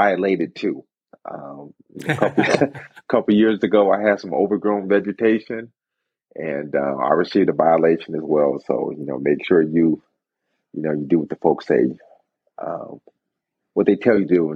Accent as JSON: {"language": "English", "town": "San Jose", "region": "California", "country": "United States", "tie": "born or raised there", "also_born_or_lived": "Michigan", "said": "I was born in Michigan, but raised in San Jose"}